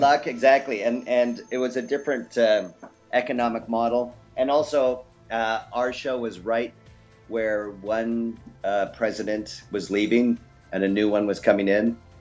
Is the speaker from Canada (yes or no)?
yes; Canada; moved away as an adult; also born or lived in Los Angeles, United States; now in Australia; Originally, I'm from Canada, and then moved to uh, Los Angeles for a number of years, and now I live in Australia.